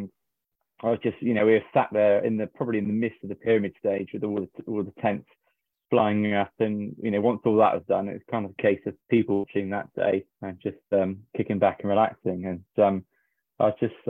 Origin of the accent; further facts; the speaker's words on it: Somerset, South West England, United Kingdom; I'm from Somerset